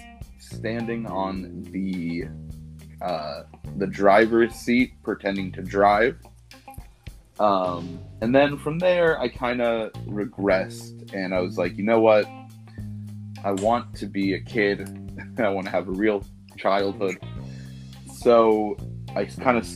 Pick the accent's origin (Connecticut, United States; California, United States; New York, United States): California, United States; Los Angeles; I'm from Los Angeles, California. I grew up here, born and raised